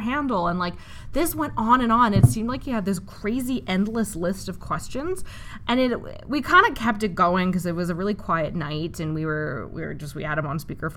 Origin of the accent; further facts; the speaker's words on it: Western Canada, Canada; I'm from Western Canada.